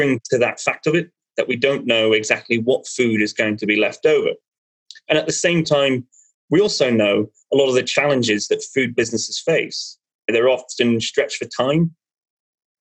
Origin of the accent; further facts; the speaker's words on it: Ireland; I'm Irish